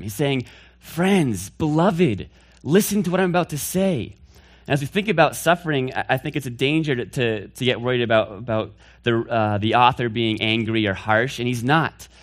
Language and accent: English; Northfield, Massachusetts, United States; I'm from Northfield, Massachusetts. That's where I hail from